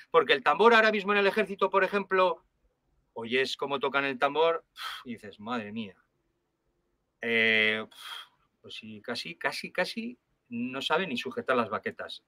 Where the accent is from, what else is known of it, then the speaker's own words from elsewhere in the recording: Logroño, La Rioja, Spain; yo soy de Logroño y, yo estoy en, el Bajo Aragón tocando como un maño más